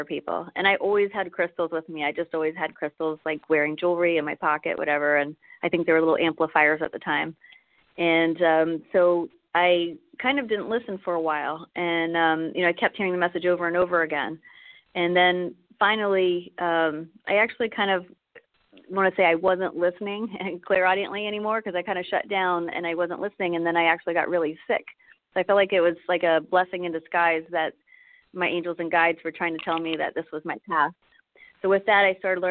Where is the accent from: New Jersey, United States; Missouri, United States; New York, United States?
New Jersey, United States; moved away; I was from New Jersey originally, and so South Jersey